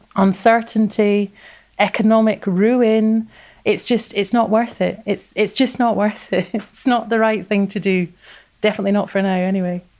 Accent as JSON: {"language": "English", "region": "Scotland", "country": "United Kingdom", "also_born_or_lived": "Linlithgow", "said": "I am British as well as Scottish, and I am proud to be British as well as proud to feel Scottish."}